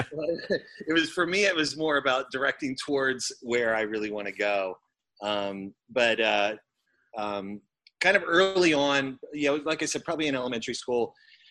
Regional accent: Lancaster, Pennsylvania, United States; I grew up in kind of southeast Pennsylvania, probably about an hour west of Philadelphia

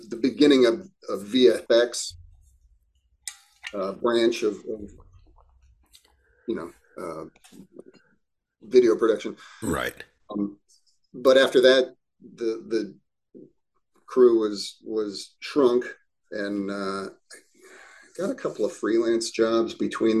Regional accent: Cincinnati, Ohio, United States; moved away as an adult; also born or lived in New York / Chicago; I grew up in Cincinnati, Ohio.

